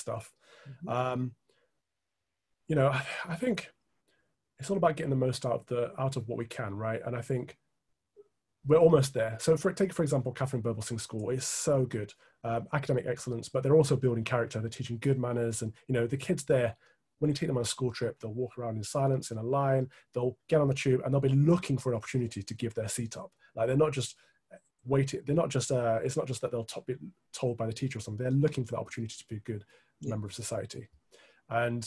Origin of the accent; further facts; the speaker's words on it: Midlands, United Kingdom; where we grew up in the Midlands